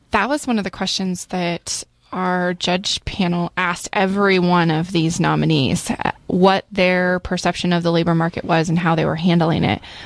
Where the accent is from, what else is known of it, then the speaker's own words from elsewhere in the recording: Central Oregon, United States; I grew up here in Central Oregon